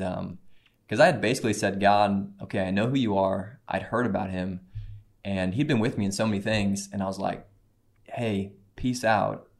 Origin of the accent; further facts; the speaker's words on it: Cape Girardeau, Missouri, United States; I grew up in Cape Girardeau, Missouri.